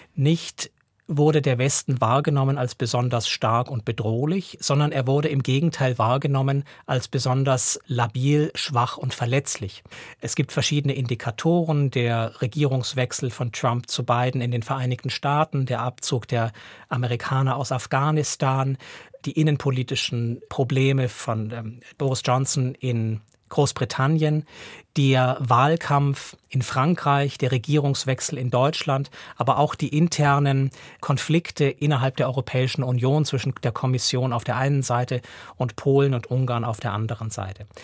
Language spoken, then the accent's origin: German; Switzerland; also born or lived in Russia; hier bei uns in der Schweiz